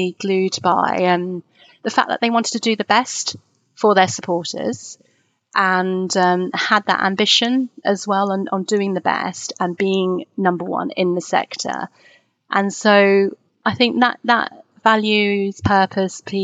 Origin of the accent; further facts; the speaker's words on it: Twickenham, London, United Kingdom; I grew up in Twickenham